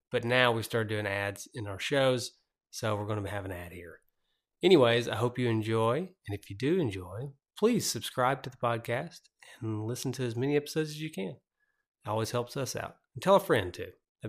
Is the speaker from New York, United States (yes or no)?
no; Tennessee, United States